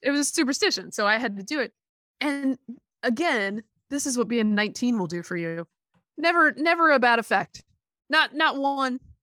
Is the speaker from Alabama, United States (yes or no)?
yes; Alabama, United States; I was born in Alabama